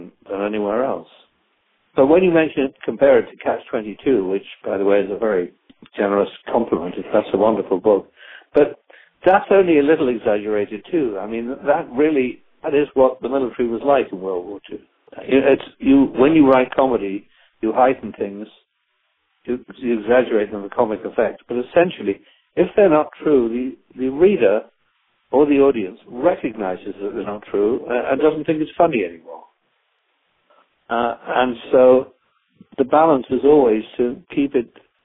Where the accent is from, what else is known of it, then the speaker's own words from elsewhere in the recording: United Kingdom; now in United States; I come from Britain, where the National Health Service is in a state of collapse